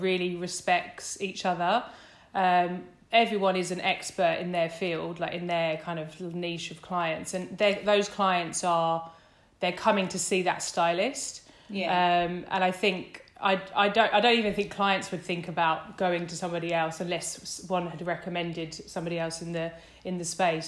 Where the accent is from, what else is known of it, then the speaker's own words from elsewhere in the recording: Essex, East of England, United Kingdom; moved away as an adult; now in London, United Kingdom; I grew up in Essex